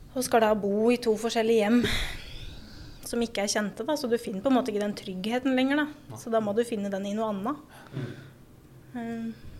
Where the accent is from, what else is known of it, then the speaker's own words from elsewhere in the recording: Raufoss, Innlandet, Norway; also born or lived in Gjøvik; før det så er jeg jo fra Raufoss, da. Ble jo født på Gjøvik sjukehus, jeg òg. Bodd på Raufoss med mamma og pappa